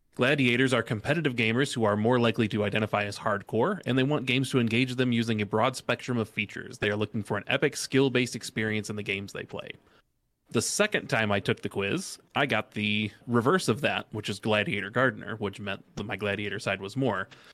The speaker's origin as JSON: {"language": "English", "town": "Detroit", "region": "Michigan", "country": "United States", "said": "I am from Detroit"}